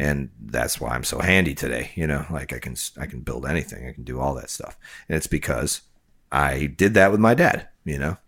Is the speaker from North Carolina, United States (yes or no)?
no; Chicago, Illinois, United States; my area where I grew up in Chicagoland area